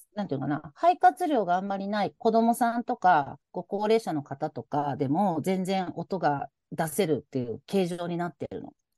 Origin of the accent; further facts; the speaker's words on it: Osaka, Japan; accent: Osaka dialect; 私、大阪の人なので、の大阪弁が出ますが